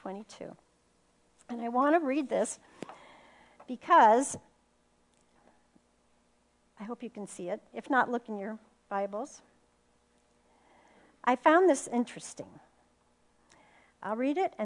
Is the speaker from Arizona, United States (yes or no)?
yes; Phoenix, Arizona, United States; I'm from Phoenix, Arizona